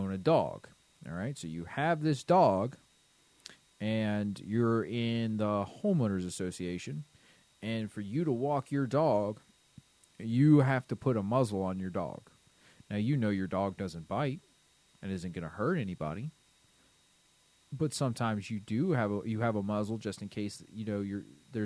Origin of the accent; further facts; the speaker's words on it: Florida, United States; we're from Florida